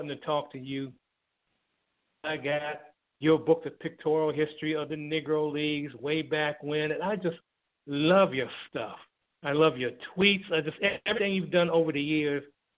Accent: Thailand; now in United States; be it in my hometown in Thailand

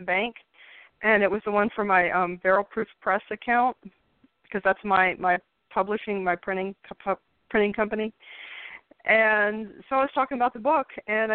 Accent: Richmond, Virginia, United States; I grew up in Richmond, Virginia

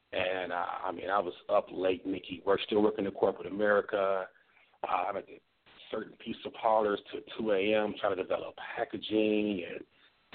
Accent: Milwaukee, Wisconsin, United States; I grew up in Milwaukee

